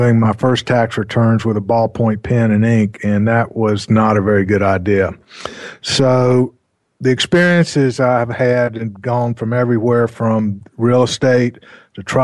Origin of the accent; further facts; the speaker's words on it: North Carolina, United States; I grew up in North Carolina